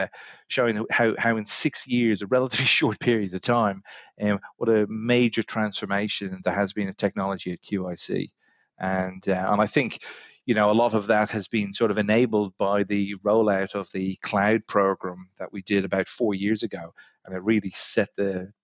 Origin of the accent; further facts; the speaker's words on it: Ireland; moved away as an adult; also born or lived in London / New York; now in Australia; as many of the listeners will probably pick up from my accent, I'm not from these shores, originally from Ireland